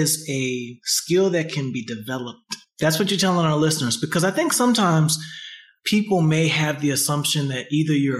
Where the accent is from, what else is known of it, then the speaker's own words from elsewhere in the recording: Huntsville, Alabama, United States; I am from Huntsville, Alabama, where we are known for being long-winded